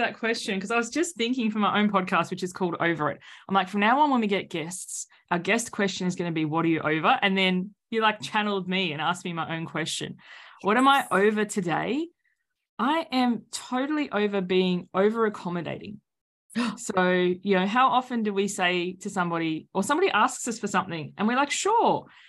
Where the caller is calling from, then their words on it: Sydney, New South Wales, Australia; So everyone can hear the accent now. Welcome to the future. I'm joining you from Sydney, Australia.